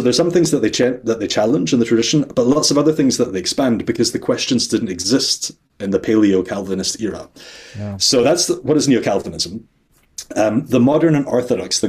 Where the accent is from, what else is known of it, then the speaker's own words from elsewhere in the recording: Scotland, United Kingdom; also born or lived in Netherlands; I'm Scottish